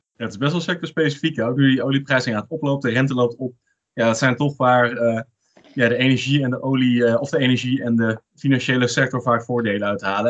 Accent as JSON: {"language": "Dutch", "country": "Netherlands", "said": "ons als Nederlander"}